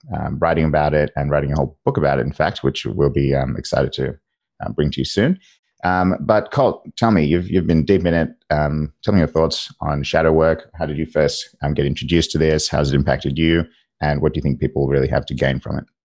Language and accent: English; Australia; I'm an Australian, uh, in Australia